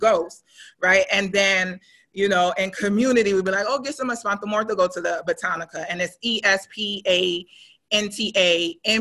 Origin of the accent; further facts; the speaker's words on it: New York City, New York, United States; now in Atlanta, United States; I'm from Brooklyn. I was born and raised in Brooklyn